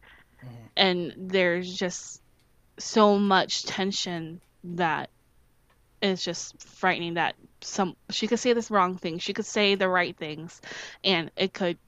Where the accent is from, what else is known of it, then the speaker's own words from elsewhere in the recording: St. Charles, Missouri, United States; also born or lived in St. Louis, Missouri; I lived in St. Louis for part of my life, and then I lived in St. Charles. I think I lived for the biggest hunk of my adolescence